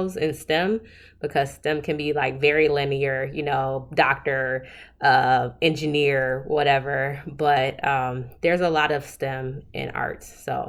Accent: Southfield, Michigan, United States; So I'm actually originally from Southfield, Michigan, which is a suburb of Detroit, Michigan. Grew up there all my life.

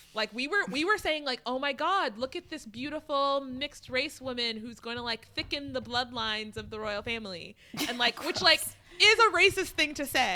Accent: United States; as an American

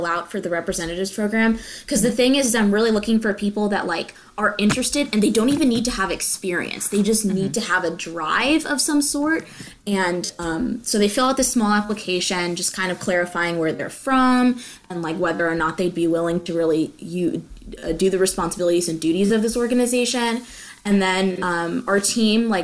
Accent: Frisco, Texas, United States; I'm from Frisco, Texas.

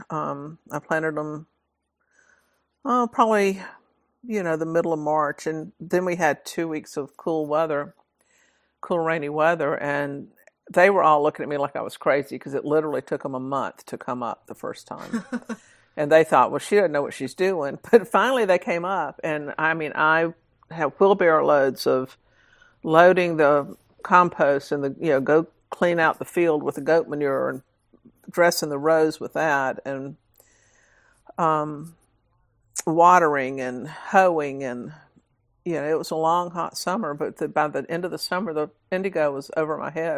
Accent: Georgia, United States; I was born and raised in Georgia

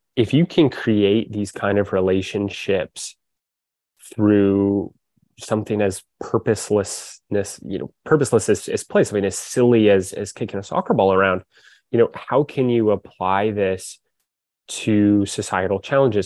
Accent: Corvallis, Oregon, United States; now in Portland, United States; I grew up in Corvallis, Oregon. I live in Portland now.

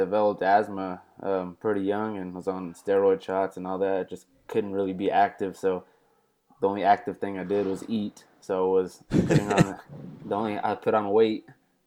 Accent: Odessa, Texas, United States; moved away as an adult; now in Abilene, United States; I grew up about 2.5 hours west of here in Odessa, Texas

